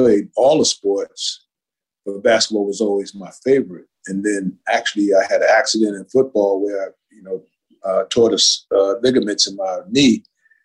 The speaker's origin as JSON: {"language": "English", "town": "Hempstead", "region": "New York", "country": "United States", "tie": "born or raised there", "also_born_or_lived": "Roosevelt, Long Island", "said": "So I grew up in Hempstead, Long Island, and I did K through 8 in Hempstead, Long Island. I did 9 through 12 in Roosevelt, Long Island"}